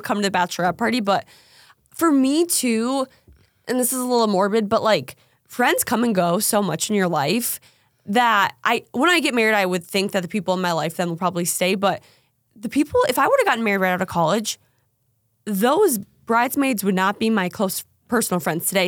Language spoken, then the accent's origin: English; Minnesota, United States; moved away; also born or lived in North Dakota; I'm from Minnesota